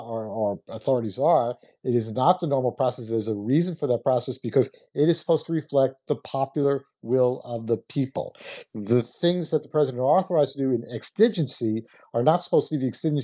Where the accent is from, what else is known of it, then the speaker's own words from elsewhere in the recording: United States; as an American and as an American who worked in government my whole life